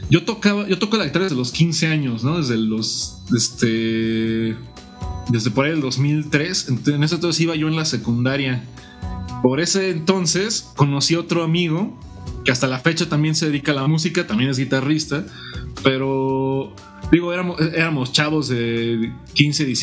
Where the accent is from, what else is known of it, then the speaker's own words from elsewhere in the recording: Morelia, Michoacán, Mexico; soy un guitarrista, soy originario de Morelia, Michoacán.